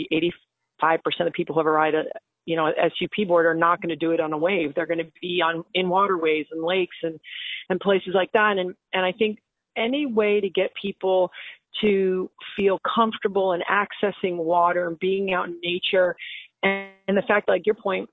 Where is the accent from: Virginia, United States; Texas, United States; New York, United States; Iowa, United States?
New York, United States; Long Island; also born or lived in U.S. Virgin Islands; I didn't grow up in fancy Long Island. I grew up like in Moore